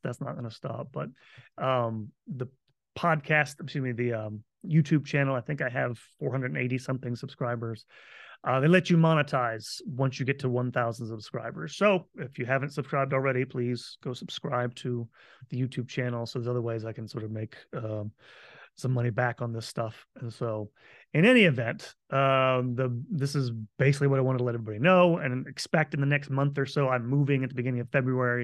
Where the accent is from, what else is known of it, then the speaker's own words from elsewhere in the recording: Florida, United States; moved away; I am moving back home to my home state of Florida